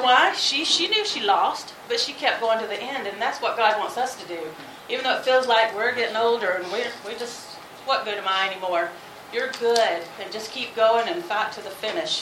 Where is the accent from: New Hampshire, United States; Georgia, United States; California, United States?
Georgia, United States; moved away; I'm from Georgia, so you know we have hoot nannies down there